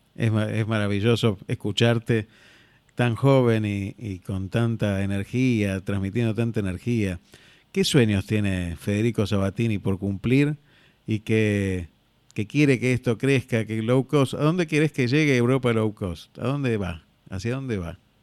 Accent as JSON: {"language": "Spanish", "country": "Argentina", "also_born_or_lived": "Spain"}